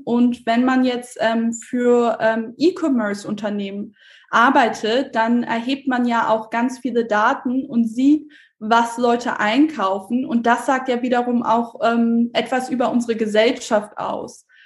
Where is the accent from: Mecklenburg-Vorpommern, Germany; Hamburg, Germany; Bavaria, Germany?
Hamburg, Germany; moved away as an adult; also born or lived in Berlin; weil ich selber gebürtige Hamburgerin bin